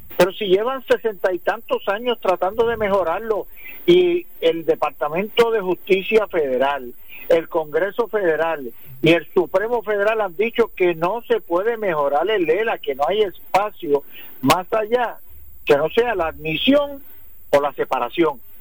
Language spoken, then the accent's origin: Spanish; Puerto Rico; nosotros no somos inmigrantes, nosotros somos puertorriqueños, ciudadanos americanos